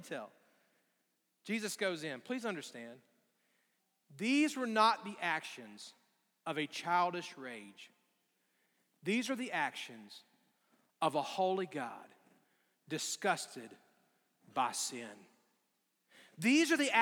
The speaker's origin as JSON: {"language": "English", "region": "Alabama", "country": "United States", "tie": "born or raised there", "moved": "yes", "said": "growing up in Alabama"}